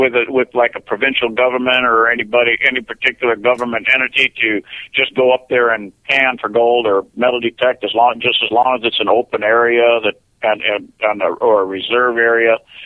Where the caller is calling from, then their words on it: Washington, United States; from Western Washington.